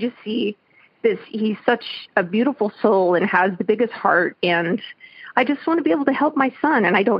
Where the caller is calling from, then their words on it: Denver, Colorado, United States; I am calling from Denver, Colorado.